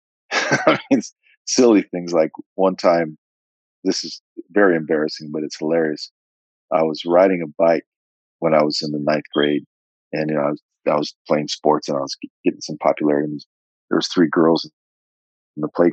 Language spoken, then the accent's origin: English; California, United States; here I am from California